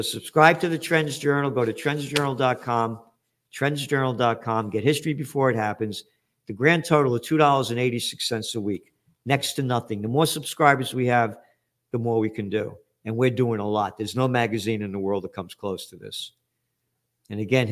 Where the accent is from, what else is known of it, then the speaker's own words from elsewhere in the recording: United States; I'm an American. This is my country